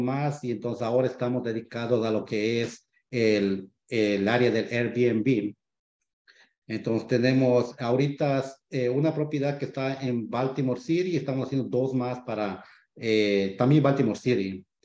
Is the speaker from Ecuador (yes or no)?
yes; Ecuador; moved away as an adult; now in United States; yo soy de Ecuador. llevo aquí en este país ya 15 años.